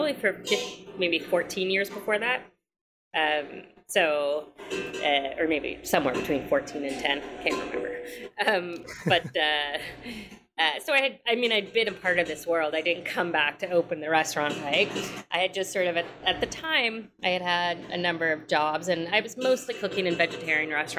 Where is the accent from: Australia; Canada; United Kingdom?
Canada; moved away as an adult; now in New York City, United States; I am Canadian, but I went to NYU